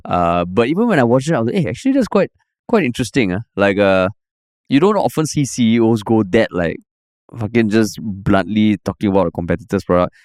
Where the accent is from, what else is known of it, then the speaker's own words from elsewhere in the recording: Singapore; you meet another Singaporean or you hear a Singaporean accent abroad